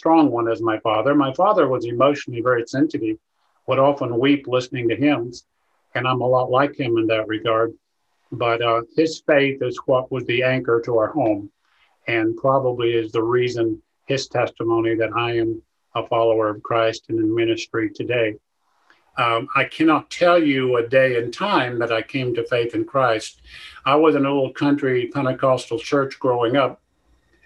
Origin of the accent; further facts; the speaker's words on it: Rutherford County, North Carolina, United States; moved away as an adult; now in Columbia, United States; I'm from North Carolina, born in Rutherford County, not quite in the mountains, but close.